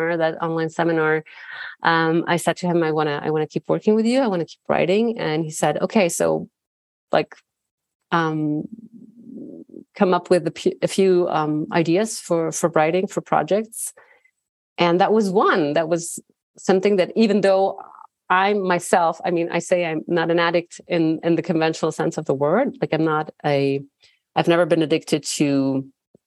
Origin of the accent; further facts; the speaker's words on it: Bern, Switzerland; I was born and raised in Bern, in the Swiss capital.